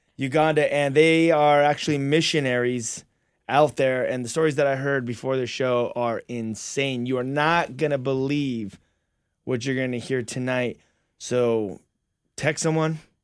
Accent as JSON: {"language": "English", "town": "La Verne", "region": "California", "country": "United States", "tie": "born or raised there", "said": "we grew up together out in Laverne"}